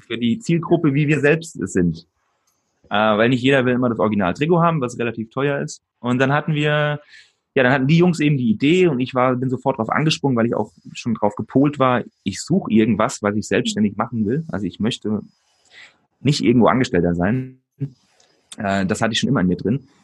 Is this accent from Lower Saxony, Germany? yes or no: no; Aschaffenburg, Bavaria, Germany; moved away as an adult; also born or lived in Switzerland; hier bei mir in meiner Heimatstadt in Aschaffenburg